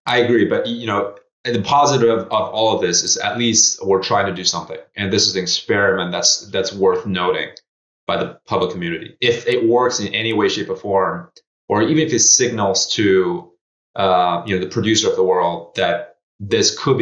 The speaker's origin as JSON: {"language": "English", "town": "Zhengzhou", "region": "Henan", "country": "China", "tie": "born or raised there", "moved": "yes", "said": "My hometown, the iPhone city"}